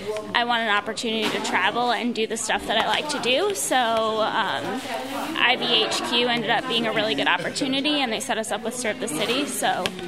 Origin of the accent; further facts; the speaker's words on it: New York, United States; I'm from New York.